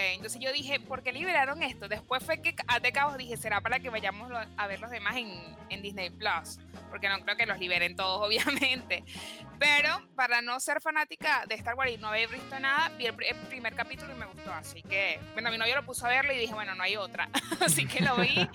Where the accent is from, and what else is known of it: Venezuela; also born or lived in Villa Crespo, Buenos Aires; now in Buenos Aires, Argentina